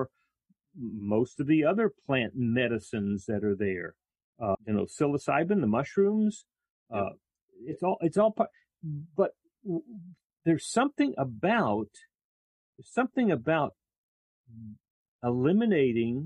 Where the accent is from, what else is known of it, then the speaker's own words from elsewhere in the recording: South Texas, United States; growing up in South Texas